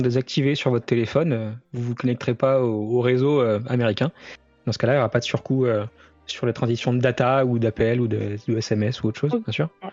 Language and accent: French; France; chez nous en France